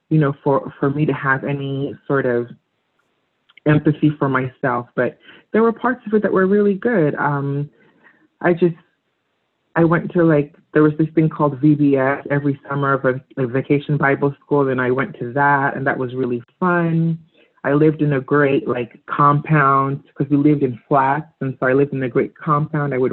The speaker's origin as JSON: {"language": "English", "region": "Lagos", "country": "Nigeria", "tie": "born or raised there", "moved": "yes", "said": "growing up in Africa, Nigeria"}